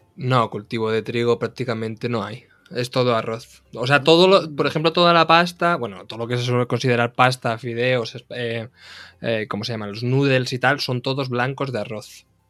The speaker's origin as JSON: {"language": "Spanish", "region": "Castilla-La Mancha", "country": "Spain", "tie": "born or raised there", "said": "vengo del, del Carral de la Mancha, entonces claro, nunca, me he creado con olivos, me he creado con viñas"}